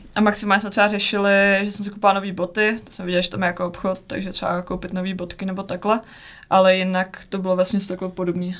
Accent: Czechia; s někým z domoviny a je to jako příjemný mluvit prostě česky

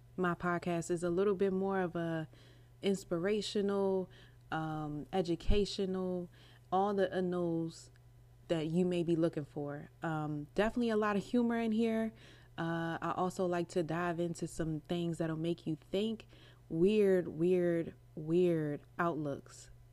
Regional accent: Maryland, United States; I'm from Maryland

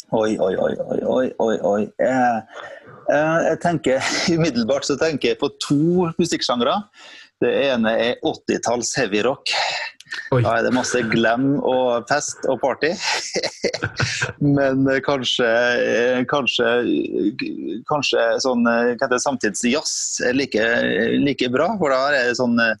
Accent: Sunndalsøra, Møre og Romsdal, Norway; moved away; kommer fra et lite sted eh, på, i Møre og Romsdal som heter for eh, Sunndalsøra. Så Det er jo det mm. fineste stedet. Eh, det er jo ikke by, da, så det når ikke Men eh, hadde det vært by, så ville det vært by nummer én. Men eh, det er jo så lite at det er ikke langt ifra by. Så der er jeg født og oppvokst

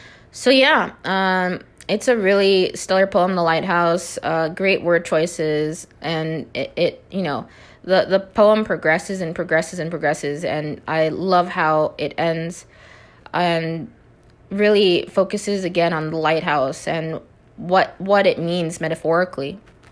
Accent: Minnesota, United States; now in Nevada, United States; But I'm originally from Minnesota. I know some of you know that, and I am relocated out to, you know, Nevada.

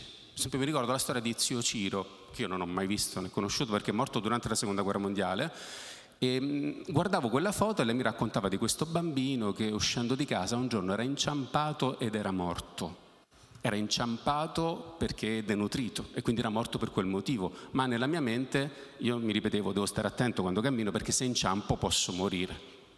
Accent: Naples, Campania, Italy; Io sono nato a Napoli

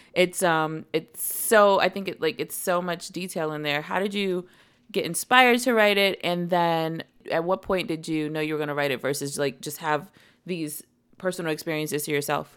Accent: Washington, District of Columbia, United States; In D C, I grew up right by Howard University.

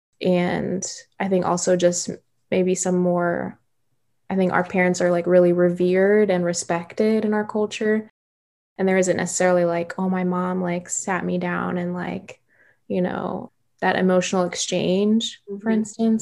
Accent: Ohio, United States; moved away as an adult; now in Milwaukee, United States; I'm from Ohio, born and raised there

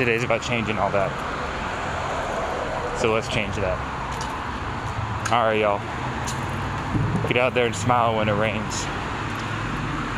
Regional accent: New York, United States; also born or lived in New England; now in California, United States; I'm a dude from New York originally

